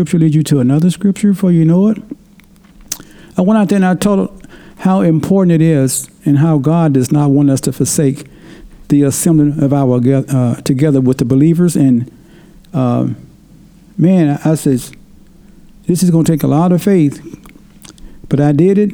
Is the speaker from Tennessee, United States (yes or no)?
yes; Tennessee, United States; moved away; when I grew up back in Tennessee, people had to talk because we didn't have internet